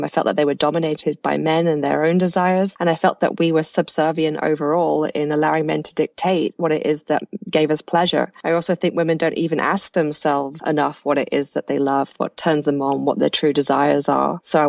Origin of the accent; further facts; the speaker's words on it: United Kingdom; moved away as an adult; also born or lived in New York; now in Miami, United States; But I am British. I moved over to the US about 5 years ago now and to be married to my now husband and settled here in Miami.